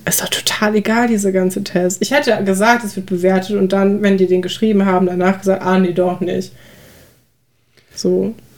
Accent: North Rhine-Westphalia area, Germany; also born or lived in Aachen; wir kommen ja auch aus dem Großraum NRW

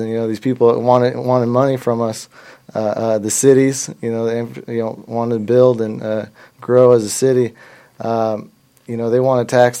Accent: Washington, United States; moved away as an adult; now in Colorado, United States; I'm actually not from here. I'm from Washington State

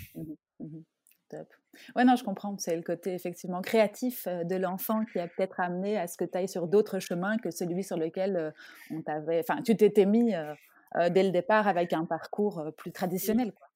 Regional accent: France; now in Belgium; je suis française

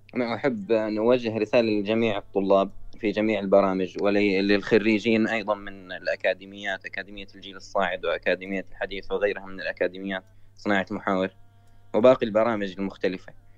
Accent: Syria; انا من سوريا

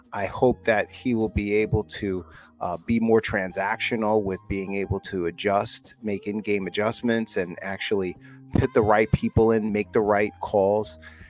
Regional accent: New York, United States; we're New Yorkers, bro. We're not from San Francisco or Detroit, bro.

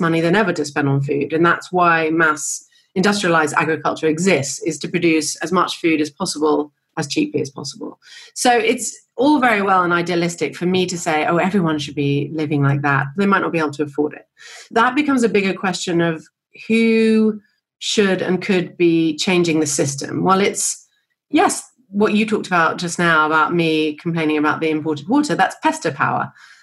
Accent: New York City, New York, United States; now in London, United Kingdom; I grew up in New York. That's certainly spending my formative years there

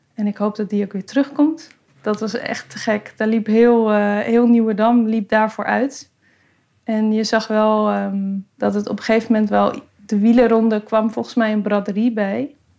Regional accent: Amsterdam, North Holland, Netherlands; Ik ben geboren en getogen in Noord

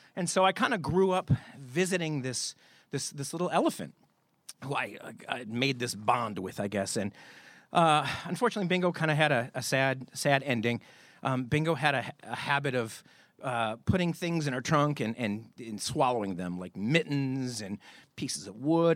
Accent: Michigan, United States; I grew up in Michigan.

